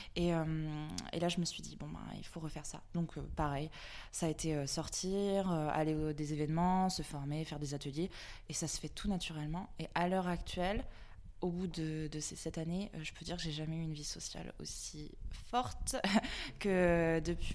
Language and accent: French; Vannes, Brittany, France; now in Nantes, France; je suis nantaise depuis 10 ans maintenant euh, et je viens de Vannes, en Bretagne